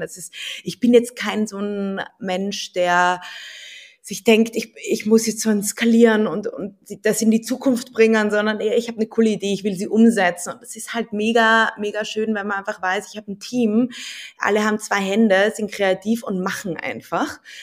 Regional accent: Vienna, Austria; also born or lived in Berlin; ich bin Wienerin

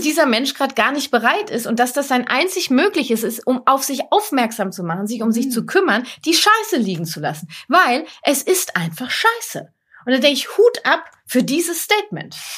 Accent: Lippe, North Rhine-Westphalia, Germany; ich komme aus Lippe

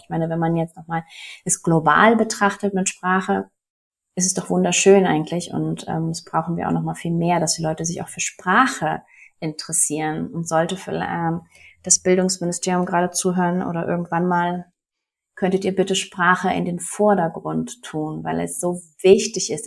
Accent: Germany; moved away as an adult; now in Mexico; ich bin ja auch Deutsche

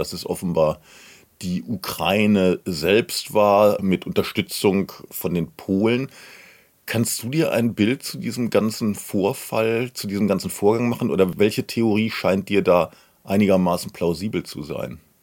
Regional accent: Germany; bei uns in Deutschland

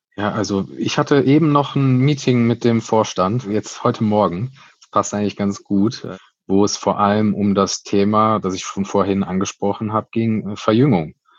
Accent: Cologne, North Rhine-Westphalia, Germany; wir sind ein Kölner Verein, wir sind Kölsche Jungs

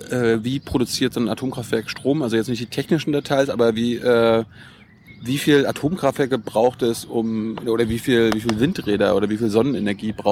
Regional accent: Mecklenburg-Vorpommern, Germany; ich komme aus Mecklenburg, da stehen allein 50 auf einem Feld.

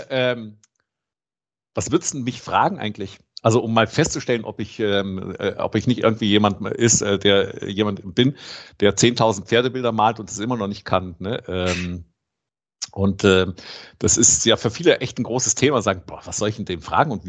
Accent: Rome, Lazio, Italy; Ich bin in Rom aufgewachsen

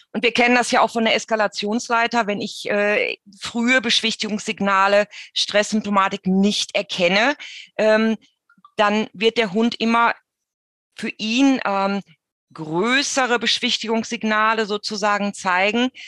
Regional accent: Germany; bei uns in Deutschland

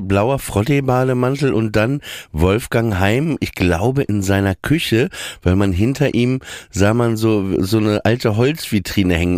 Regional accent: Papenburg, Lower Saxony, Germany; Ich komme ja aus Papenburg im Emsland

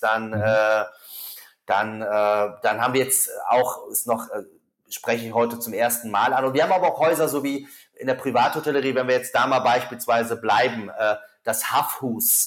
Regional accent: Germany; bei uns in Deutschland

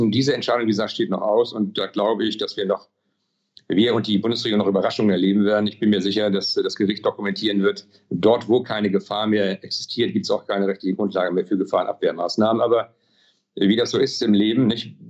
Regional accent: Schleswig-Holstein, Germany; Sie wissen ja, ich komme aus Schleswig-Holstein

